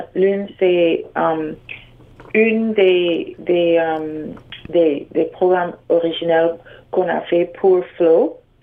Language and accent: French; Trinidad & Tobago; now in Toronto, Canada; j'ai grandi au, aux Caraïbes, à Trinidad et Tobago